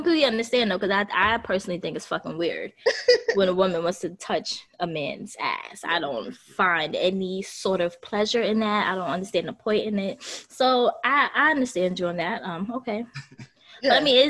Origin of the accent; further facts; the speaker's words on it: New York City, New York, United States; I'm from Brooklyn, sir.